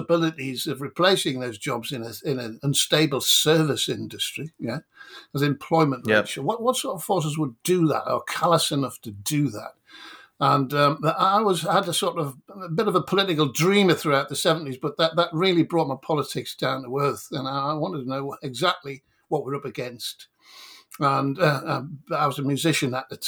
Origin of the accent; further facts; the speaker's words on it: County Durham, North East England, United Kingdom; I was born in a mining village outside a steel town in County Durham